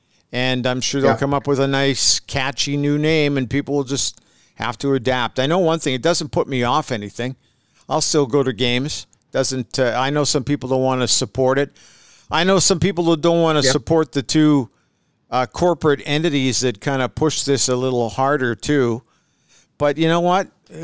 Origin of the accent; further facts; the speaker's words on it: Edmonton, Alberta, Canada; I grew up in the Woodward's Knothole Gang at Clark Stadium.